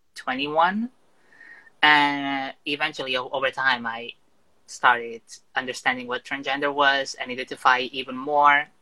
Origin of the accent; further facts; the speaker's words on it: Porto, Norte, Portugal; moved away as an adult; now in London, United Kingdom; I was born in Portugal in uh, Porto, just like the northeast of the country and I eventually I moved to London in 2017.